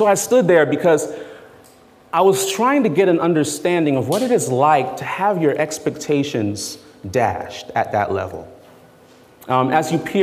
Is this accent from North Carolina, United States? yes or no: no; South Florida, United States; also born or lived in New York City, United States; I grew up in New York, and I left there when I was 7 years old. And then I pretty much grew up in South Florida.